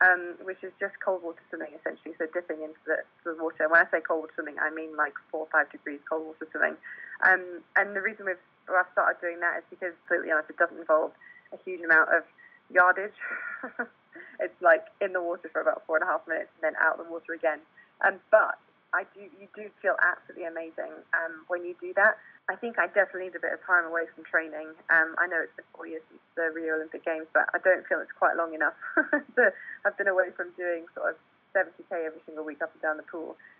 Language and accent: English; South Africa; now in United Kingdom; I was born and brought up in South Africa.